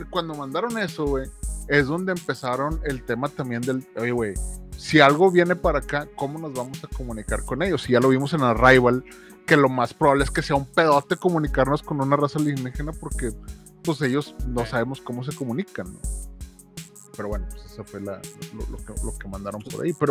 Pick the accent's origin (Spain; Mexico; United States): United States; Spanish is a second language; porque obviamente soy gringo y todo lo busco en inglés.